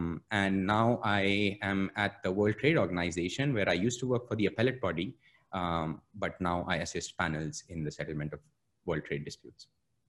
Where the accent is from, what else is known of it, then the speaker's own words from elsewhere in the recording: India; I'm an Indian lawyer.